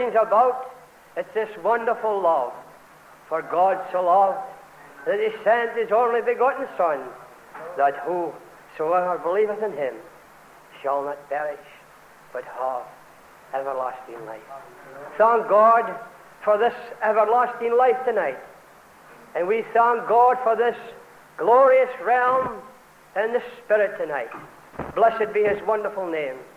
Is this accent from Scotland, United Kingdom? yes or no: yes; Scotland, United Kingdom